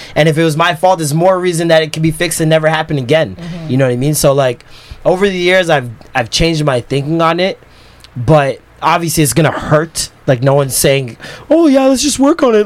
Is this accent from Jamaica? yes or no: yes; Jamaica; as a Jamaican, as a Christian, like I was raised in church